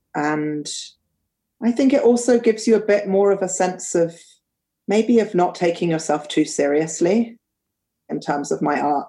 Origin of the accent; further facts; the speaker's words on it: London, United Kingdom; also born or lived in Cambridge / Paris / Cairo / America; I grew up in London, Um, I love London. I still live here now.